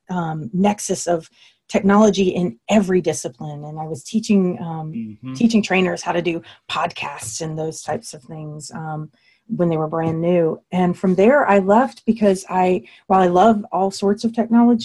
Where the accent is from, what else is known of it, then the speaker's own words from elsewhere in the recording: Williamsburg, Virginia, United States; also born or lived in North Carolina; I was born and raised in Williamsburg